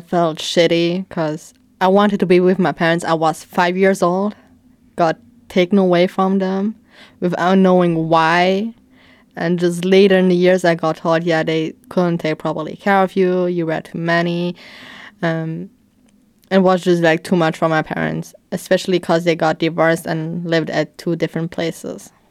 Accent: Sandweiler, Luxembourg; I grew up in a children's home in Sandweiler for twelve years.

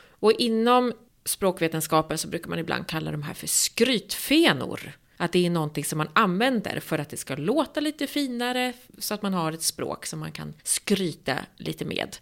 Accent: southern Norrland, Sweden; Jag som kommer från södra Norrland, jag är ju uppvuxen med det här

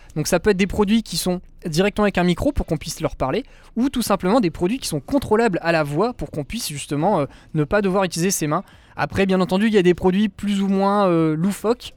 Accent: France; chez nous en France

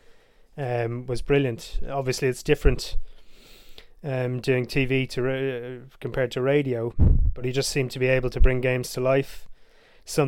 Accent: Ireland; growing up in Ireland and seeing the 1990 World Cup as a kid

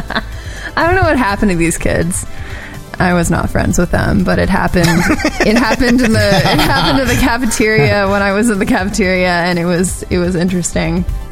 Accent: New York, United States; when I grew up in New York

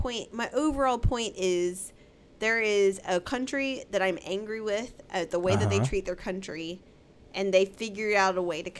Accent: United States; as American citizens

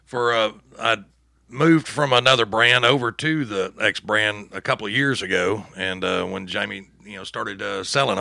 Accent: Texas, United States; I'm from Texas originally

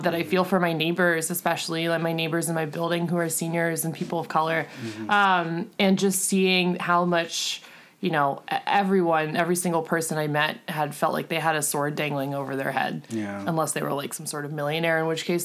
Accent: Pittsburgh, Pennsylvania, United States; moved away as an adult; now in San Francisco, United States; I grew up in Pittsburgh, Pennsylvania

